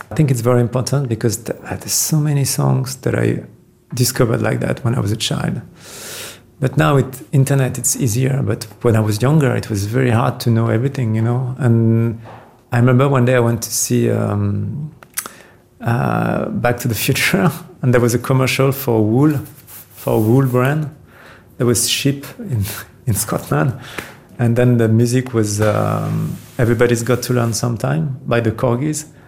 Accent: Versailles, Île-de-France, France; also born or lived in Paris; I grew up in Versailles, which is a pretty ancient town. So and in Paris

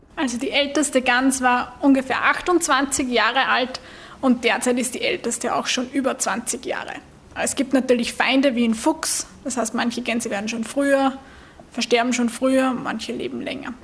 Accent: Austria; bei uns in Österreich

